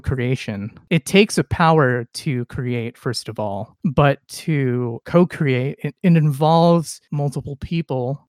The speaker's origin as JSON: {"language": "English", "region": "California", "country": "United States", "said": "as a Californian"}